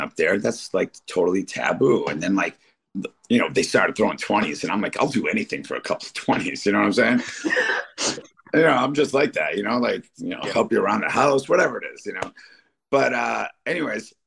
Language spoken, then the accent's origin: English; Detroit, Michigan, United States; moved away; also born or lived in Royal Oak, Michigan; I'm from Detroit. At least, you know, a big chunk of my life is from Detroit. And when I was a young teenager, I used to go to this place. I lived in Royal Oak